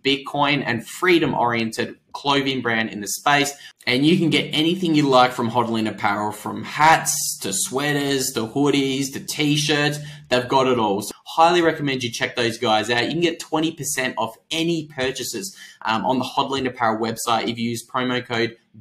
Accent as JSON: {"language": "English", "country": "Australia", "said": "I'm Australian"}